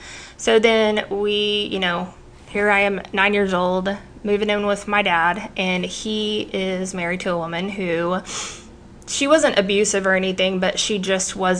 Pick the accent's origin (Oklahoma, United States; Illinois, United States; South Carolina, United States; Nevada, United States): Oklahoma, United States; I've been born and raised in Oklahoma